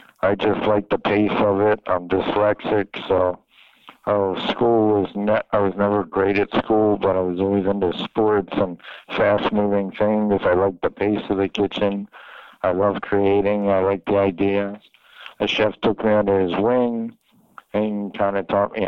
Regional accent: Philadelphia, Pennsylvania, United States; moved away as an adult; also born or lived in New York City / Miami; I'm from Philadelphia

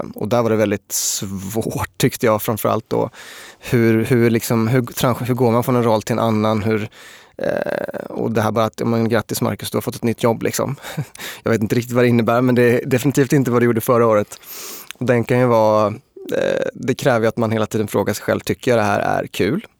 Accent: Småland, Sweden; also born or lived in Linköping; now in Stockholm, Sweden; Jag är ju uppvuxen eh, nere i Småland

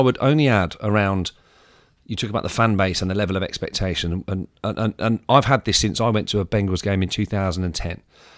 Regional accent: United Kingdom; in the first ever experience I had from being a British sport fan, I went over there

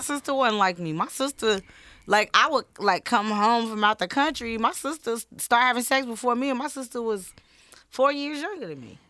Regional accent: Chicago, Illinois, United States; I grew up on Laramie and Madison

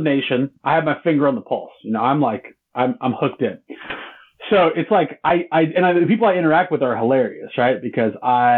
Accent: Southern California, United States; moved away as an adult; also born or lived in San Francisco; now in Midwest, United States; I'm from California, like generationally from California. I would love to have lived my entire life in California where I grew up

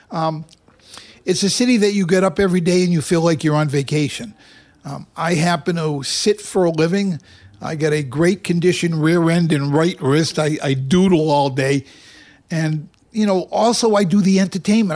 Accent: Boston, Massachusetts, United States; moved away as an adult; now in Las Vegas, United States; I come from Boston

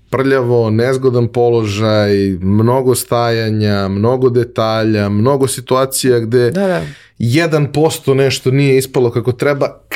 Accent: Belgrade, Serbia; odrastao sam u Beogradu

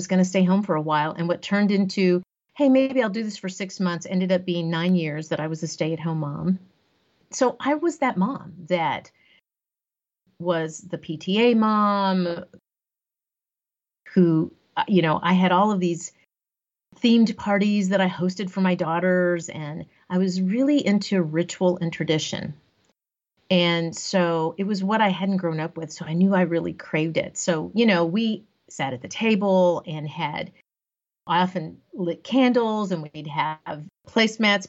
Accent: Corpus Christi, Texas, United States; also born or lived in Austin, Texas; I grew up in Corpus Christi, Texas, so along the coast of Texas

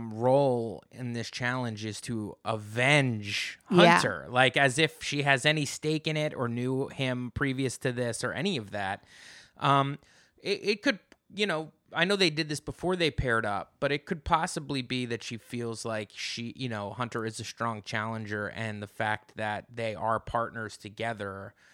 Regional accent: United Kingdom; My storyline is I'm British.

